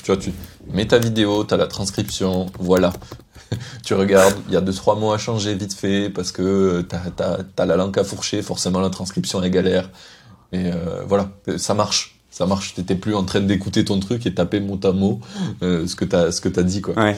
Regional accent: Carcassonne, Occitania, France; moved away; also born or lived in Paris; je viens de Carcassonne

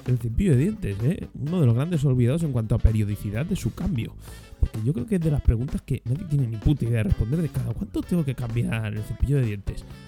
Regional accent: Spain; España, que es que somos del país de Europa

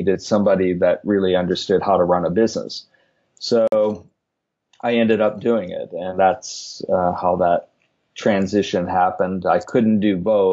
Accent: Richmond, Virginia, United States; moved away as an adult; also born or lived in Washington, D.C.; where I grew up in Richmond

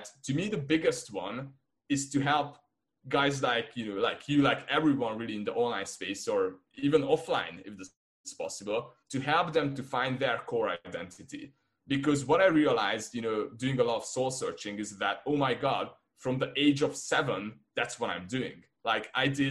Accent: Hungary; first language Hungarian; English is a second language; I'm from Hungary

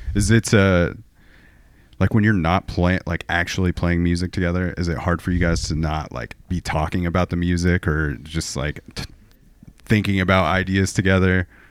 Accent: Portland, Oregon, United States; my hometown of, of Portland, Oregon

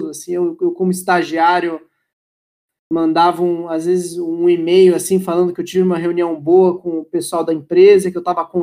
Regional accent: Brasília, Federal District, Brazil; also born or lived in United States / Austria; now in São Paulo, Brazil; eu sou de Brasília, já morei nos Estados Unidos, já morei na Áustria, estou em São Paulo faz uns 7, 8 anos.

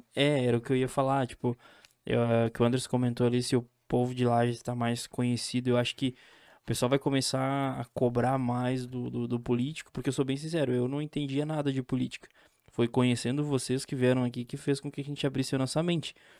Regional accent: São Joaquim, Santa Catarina, Brazil; Eu sou de São Joaquim

